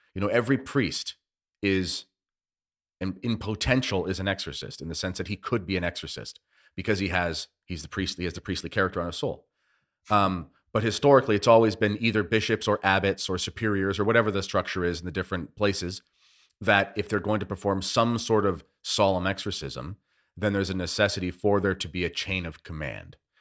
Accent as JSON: {"language": "English", "country": "Canada", "said": "as a Canadian"}